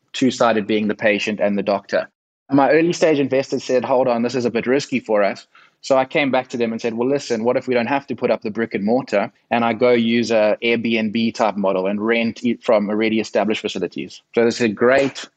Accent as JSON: {"language": "English", "country": "South Africa", "accent": "South African", "said": "my accent from sunny South Africa"}